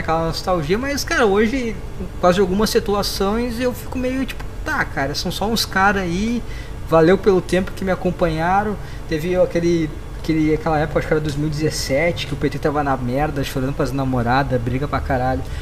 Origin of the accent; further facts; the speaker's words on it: Rio Grande do Sul, Brazil; eu sou do Sul e eu também, cara, cara, Rio Grande do Sul